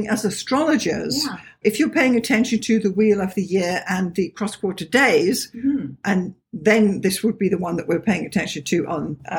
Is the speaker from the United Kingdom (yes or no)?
no; South Africa; moved away as an adult; also born or lived in Toronto, Canada; now in Canada; growing up in South Africa, this was unheard of. Absolutely. Yeah. And it was only when we came to Canada in 2002